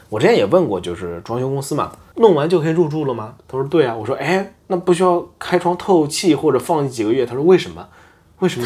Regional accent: southern China, China; now in Osaka, Japan; 我们南方，我们那边叫临盆头

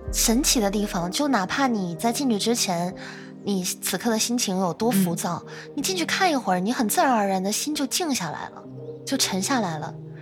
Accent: North China, China; 因为我是北方人，但是我在南方也生活过挺长的一段时间

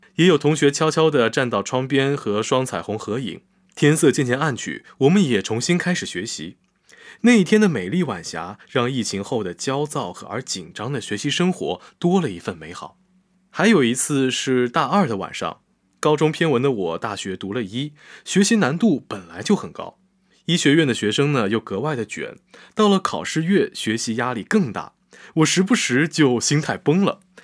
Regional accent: Jiaxing, Zhejiang, China; 我们家新那边有很多工厂

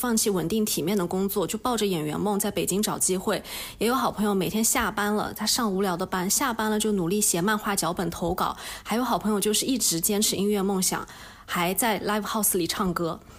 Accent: Nanjing, Jiangsu, China; moved away as an adult; also born or lived in Beijing; 我的家乡是南京嘛，你说它也不是一个小城市。

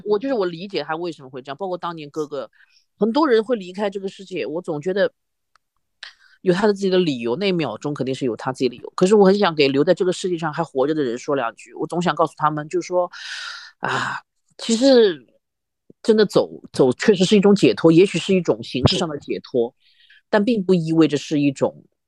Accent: Shanghai, China; 我们上海话有句叫“母窟窿”

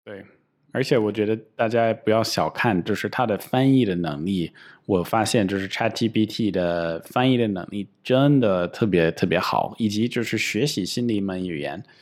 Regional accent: United States; now in China; 我老家在美国

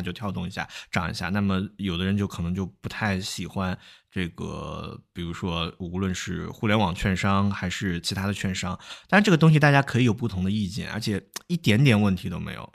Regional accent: China; 我们中国人

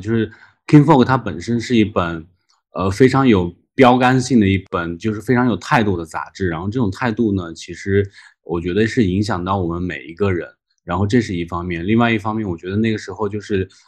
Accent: Dunhuang, Gansu, China; now in Australia; 出生地是那个敦煌，然后就是，呃，是一个戈壁啊、沙漠的一个地方

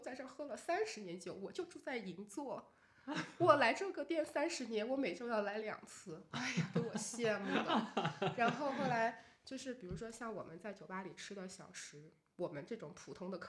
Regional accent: Beijing, China; 我说我是从北京来的。

